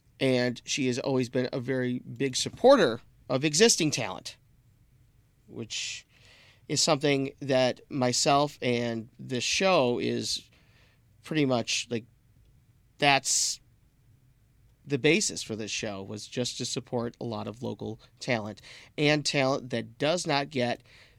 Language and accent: English; Detroit, Michigan, United States; I'm from Detroit. I don't need something that says Detroit on it to make me feel like I'm from Detroit. And I grew up in the same town that Kid Rock did.